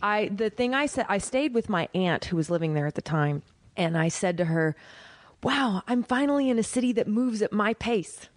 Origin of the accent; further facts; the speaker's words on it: Oklahoma, United States; moved away as an adult; also born or lived in New York; I'm from Oklahoma